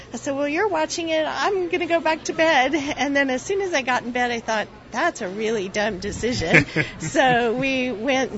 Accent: El Paso, Texas, United States; now in Houston, United States; I'm from El Paso.

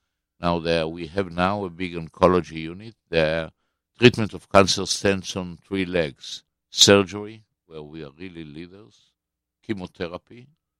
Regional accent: Israel; When I was born in Israel of 1948, 5 weeks after the declaration of statehood

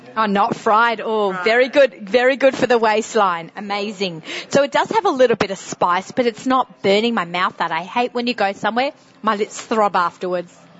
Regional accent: Sydney, New South Wales, Australia; accent: strong Sydney accent; moved away as an adult; now in United States; with my Sydney, strong Sydney accent

